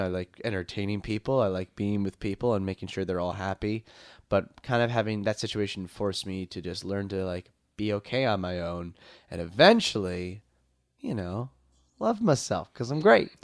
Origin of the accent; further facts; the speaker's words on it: Long Island, New York, United States; I'm from Long Island